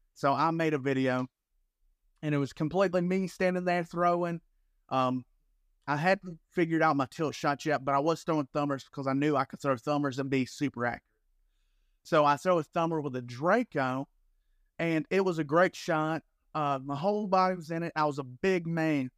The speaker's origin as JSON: {"language": "English", "region": "Alabama", "country": "United States", "moved": "yes", "lives_now": "Florida, United States", "said": "I'm from Alabama"}